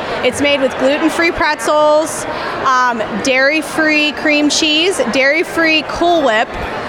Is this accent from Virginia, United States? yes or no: no; Beaver County, Pennsylvania, United States; And I'm from Beaver County.